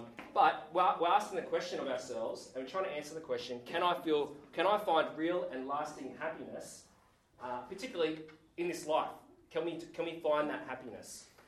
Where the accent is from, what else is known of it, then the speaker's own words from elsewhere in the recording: Sydney, New South Wales, Australia; now in Geelong, Australia; I'm a Sydney boy. Came down to Geelong only last year.